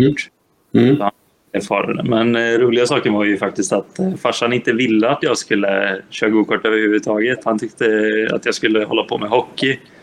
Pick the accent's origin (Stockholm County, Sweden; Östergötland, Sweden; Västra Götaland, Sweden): Västra Götaland, Sweden; Gothenburg; jag är göteborgare